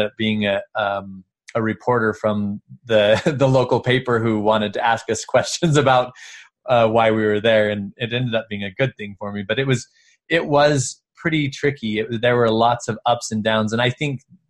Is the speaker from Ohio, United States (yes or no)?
no; Woods Cross, Utah, United States; also born or lived in Bulgaria; I grew up in Utah and most everybody around me was LDS